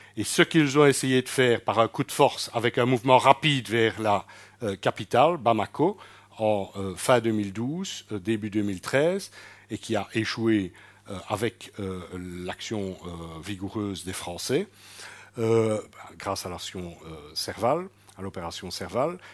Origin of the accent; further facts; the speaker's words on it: Belgium; en tant que Belges